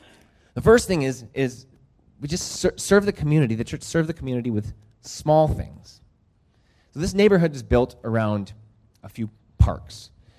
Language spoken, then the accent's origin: English; Lima, Peru; also born or lived in United States; So the last time I was here, I mentioned that I grew up in Lima, Peru. My parents were missionaries there, and I grew up there, and I'm a dual citizen.